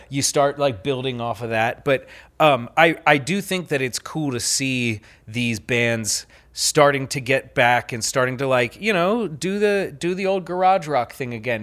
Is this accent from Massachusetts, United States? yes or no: no; Pennsylvania, United States; I grew up in Pennsylvania